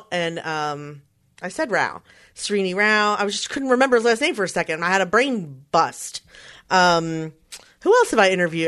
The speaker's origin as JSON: {"language": "English", "town": "Philadelphia", "region": "Pennsylvania", "country": "United States", "tie": "born or raised there", "said": "Philadelphia is my hometown"}